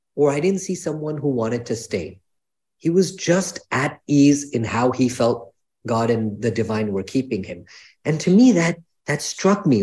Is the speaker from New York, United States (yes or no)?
yes; New York, United States; I was born here in New York